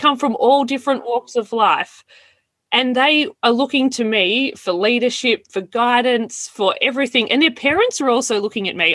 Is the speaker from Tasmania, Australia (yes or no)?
no; Melbourne, Victoria, Australia; moved away as an adult; also born or lived in Wagga Wagga, New South Wales / Toowoomba, Queensland / west of Goondiwindi, Queensland; I was born in Wagga. And when I was very young, we all moved to Melbourne